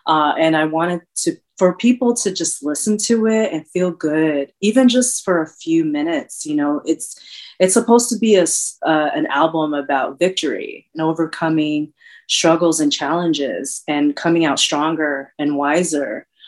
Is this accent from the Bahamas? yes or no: no; Philippines; definitely has the island feel because I'm from the Philippines. It definitely has the Bay Area feel.